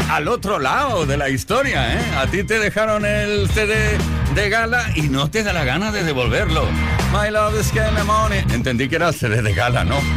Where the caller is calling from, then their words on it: Barcelona, Catalonia, Spain; de Barcelona y yo voy a reivindicar a los que estamos al otro lado